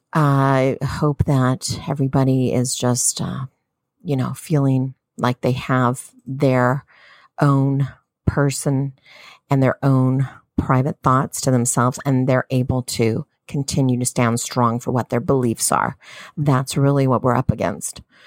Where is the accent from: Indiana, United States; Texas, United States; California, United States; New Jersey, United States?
California, United States; Southern; I'm Southern Californian